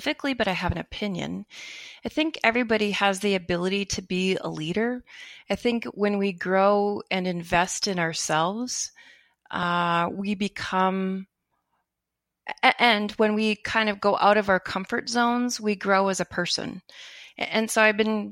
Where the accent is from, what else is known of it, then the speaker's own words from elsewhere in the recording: Minnesota, United States; moved away as an adult; also born or lived in Oregon / Seattle; now in Park River, North Dakota, United States; I was from Minnesota.